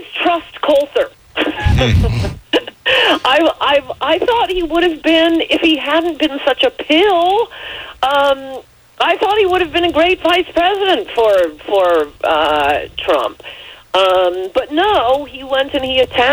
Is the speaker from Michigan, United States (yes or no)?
no; New York area, United States; I'm from the New York area